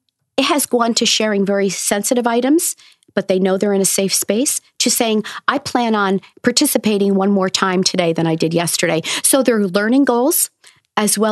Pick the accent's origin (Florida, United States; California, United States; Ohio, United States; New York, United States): New York, United States; Newburgh; I'm from Newburgh. I went to the school that I'm now teaching in as well.